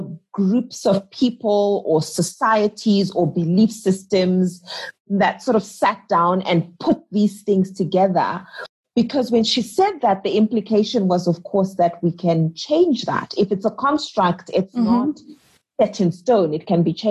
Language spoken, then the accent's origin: English; Gweru, Midlands, Zimbabwe; now in Harare, Zimbabwe; I grew up in Gweru in Zimbabwe